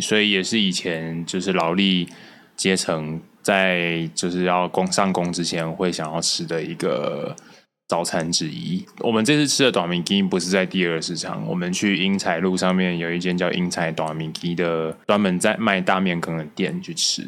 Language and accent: Chinese; Taichung, Taiwan; 身为台中人，我其实也没有到很喜欢